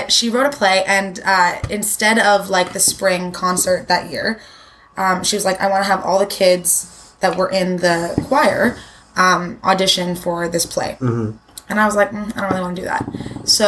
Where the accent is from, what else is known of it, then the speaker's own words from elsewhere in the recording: Toronto, Ontario, Canada; I grew up in Toronto. I've always lived in in Toronto